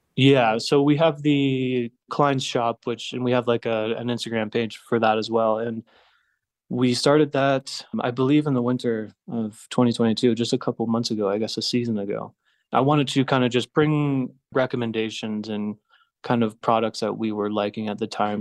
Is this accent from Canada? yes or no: yes; Blue Mountain, Ontario, Canada; moved away as an adult; also born or lived in Toronto / Montreal / Mexico; now in Bogota, Colombia; a small town just north of Toronto called Blue Mountain. It's a little ski town. So I spent about ten years in Toronto